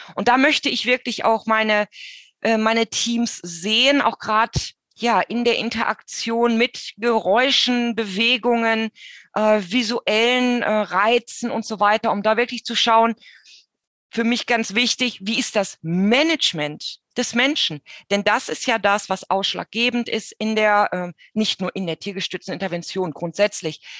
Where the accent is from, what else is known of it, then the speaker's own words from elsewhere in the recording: Germany; bei uns in Deutschland